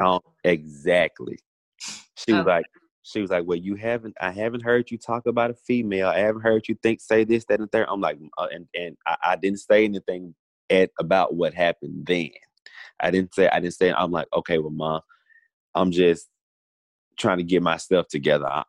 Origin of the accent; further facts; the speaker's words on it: Grenada, Mississippi, United States; also born or lived in Coffeeville, Mississippi / Oxford, Mississippi; I was born in Coffeeville, raised in Grenada, spent a lot of time in Grenada between Grenada and Oxford.